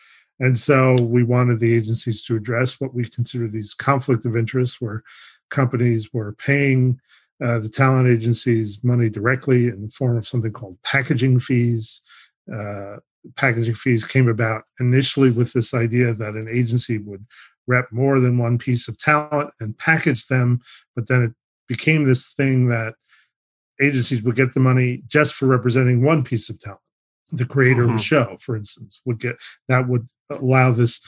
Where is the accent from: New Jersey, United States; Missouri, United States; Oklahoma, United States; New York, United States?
New York, United States; I'm from New York